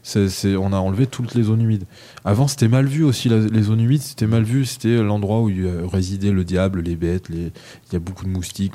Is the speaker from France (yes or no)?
yes; France; chez nous, en France